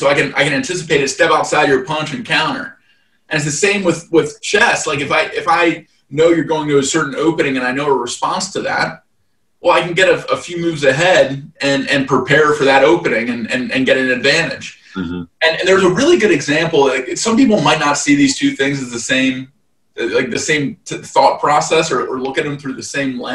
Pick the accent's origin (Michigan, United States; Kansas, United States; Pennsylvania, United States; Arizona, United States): Pennsylvania, United States; just outside Philadelphia; I'm actually from the Northeast too. I was born just outside Philly. Growing up, my mom had me in chess club